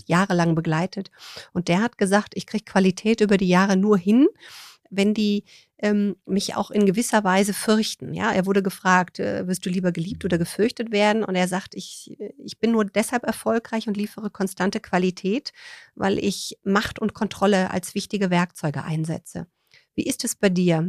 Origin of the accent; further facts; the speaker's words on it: Rhineland, Germany; Ich komme ja aus dem Rheinland